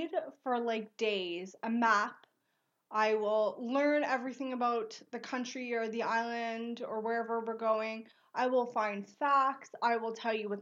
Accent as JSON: {"language": "English", "country": "Canada", "said": "we're Canadian"}